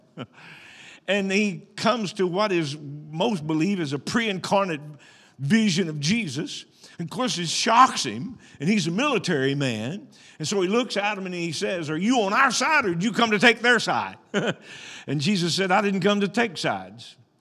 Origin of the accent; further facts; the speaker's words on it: Arkansas, United States; I was born and raised in Arkansas.